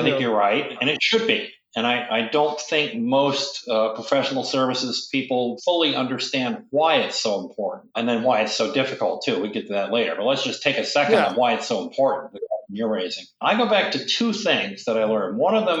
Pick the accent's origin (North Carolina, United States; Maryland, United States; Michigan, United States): Michigan, United States; also born or lived in South Dakota / Syracuse; now in Boston, United States; I grew up in South Dakota, Michigan, mostly Michigan, upstate New York, Syracuse, and then to New York and, you know, then Boston and so forth.